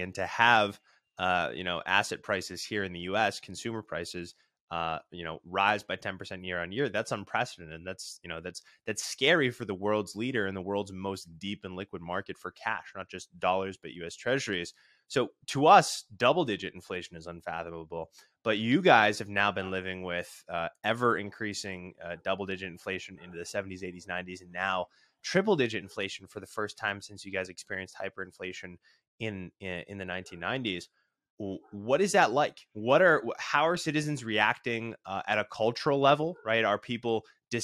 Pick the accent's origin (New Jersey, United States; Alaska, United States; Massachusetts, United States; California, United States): Massachusetts, United States; Elizabeth Warren, senator from my home state